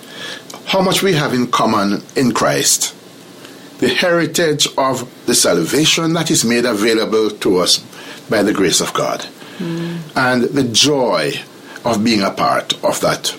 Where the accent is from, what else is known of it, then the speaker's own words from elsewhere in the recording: Jamaica; I'm from Jamaica, and Jamaica is a very small country